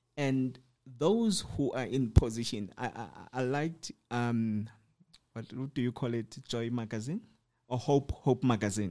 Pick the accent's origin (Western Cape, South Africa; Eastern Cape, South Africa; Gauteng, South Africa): Western Cape, South Africa; Cape Town; I come from Cape Town, so I was staying in Khayelitsha